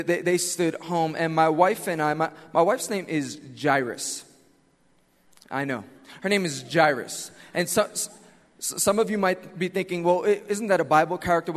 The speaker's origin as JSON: {"language": "English", "town": "New York City", "region": "New York", "country": "United States", "said": "I am from Queens, New York"}